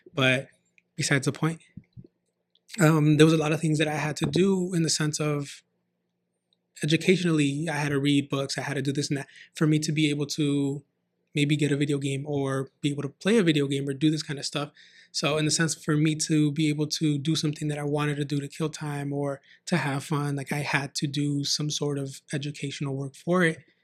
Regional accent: San Fernando Valley, California, United States; I grew up in San Fernando Valley and moved out to the A V, uh, I believe at the age of nine or ten

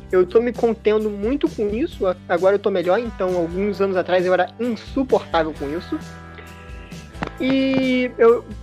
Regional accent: Rio de Janeiro, Brazil; Sou, eu sou carioca, sou carioca.

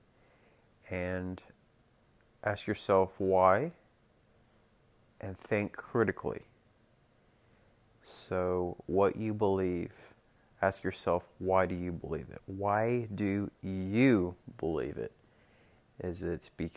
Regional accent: Norman, Moore, Oklahoma City, United States; Oklahoma City, Oklahoma, Norman, Oklahoma, Moore, Oklahoma, those are my stomping grounds.

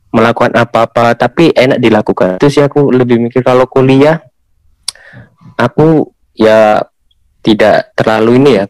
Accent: Kudus, Central Java, Indonesia; Kalau di daerah daerahku ya daerah Kudus itu ada daerah yang emang eh, mungkin emang suka rob ya. Emang biasanya tuh daerah sana itu emang banyak rob. Tapi kalau aku kan kebetulan anak kota biasa

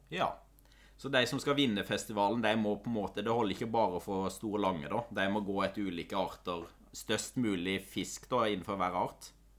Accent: Telemark, Norway; jeg er fra Kvitsøy i Telemark

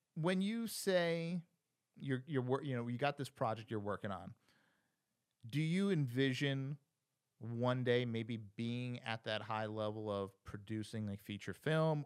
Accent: New Jersey, United States; moved away as an adult; also born or lived in New York City; go back to Jersey, my hometown

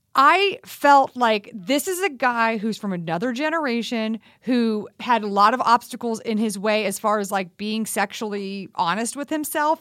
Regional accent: Texas, United States; I grew up in Texas

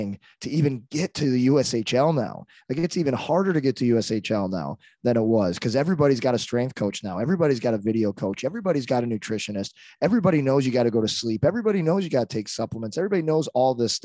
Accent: St. Louis, Missouri, United States; also born or lived in Arlington Heights, Illinois; I grew up in St. Louis

